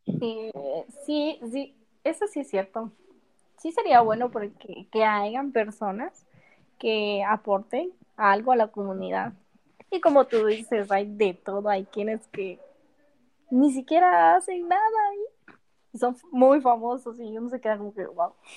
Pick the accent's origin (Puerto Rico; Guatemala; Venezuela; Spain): Guatemala; Soy de Guatemala.